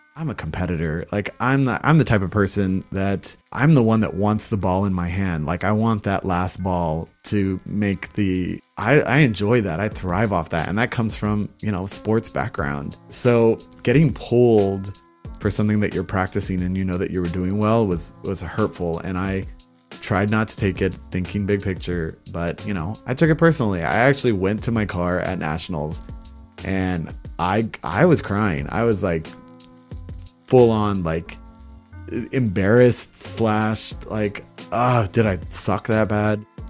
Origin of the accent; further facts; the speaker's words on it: Brownsville, Texas, United States; I'm from Brownsville